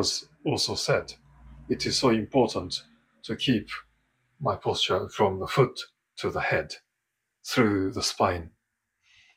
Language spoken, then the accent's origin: English; Japan; moved away as an adult; now in London, United Kingdom; I am from Japan originally, and I've been living in London for over 20 years now.